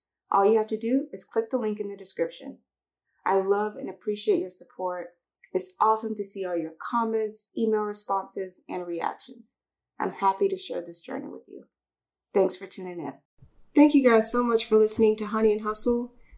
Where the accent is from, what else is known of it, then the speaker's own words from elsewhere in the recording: Phenix City, Alabama, United States; my hometown, Phenix City, Alabama.